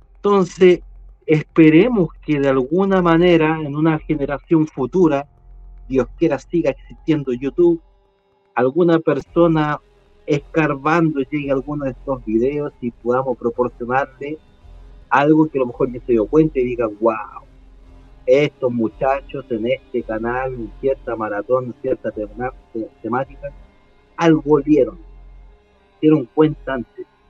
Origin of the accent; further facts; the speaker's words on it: Chile; a mí como chileno